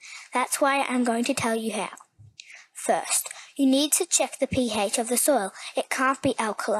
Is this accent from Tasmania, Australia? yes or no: no; Victoria, Australia; I'm 9 years old, and I come from Australia